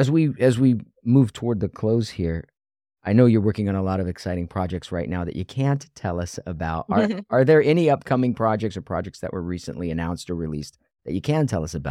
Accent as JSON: {"language": "English", "region": "Ohio", "country": "United States", "said": "And I am from Ohio."}